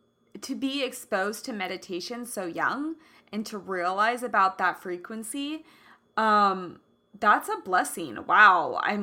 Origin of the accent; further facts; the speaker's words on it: Kansas City, Kansas, United States; totally different from how I grew up, which is Kansas, and like Kansas City